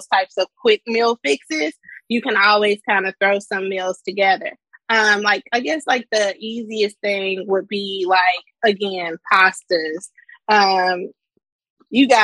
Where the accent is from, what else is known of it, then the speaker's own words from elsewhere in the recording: Cedar Bluff, Mississippi, United States; also born or lived in Houston, Texas; now in Washington, DC, United States; I'm from the country. I'm from Cedar Bluff, Mississippi